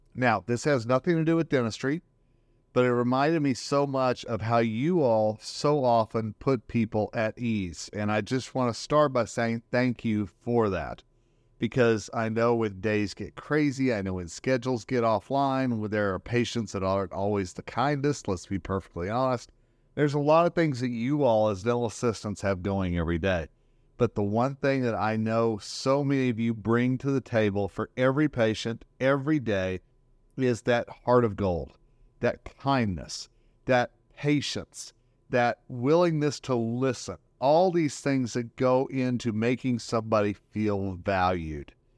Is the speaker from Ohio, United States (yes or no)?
no; Northern Colorado, United States; here in my hometown, Northern Colorado